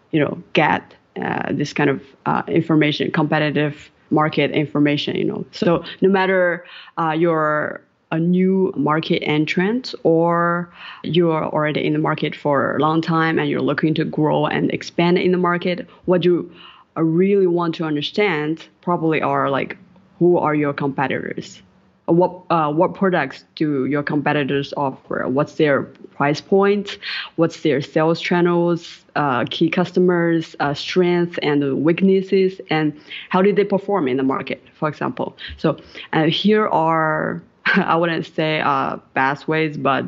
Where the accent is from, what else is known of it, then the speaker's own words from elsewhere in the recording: Jiangsu, China; moved away as an adult; also born or lived in Wuhan, China / Shanghai, China; now in Prague, Czech Republic; I grew up in Jiangsu province in China and studied in Wuhan for 6 years.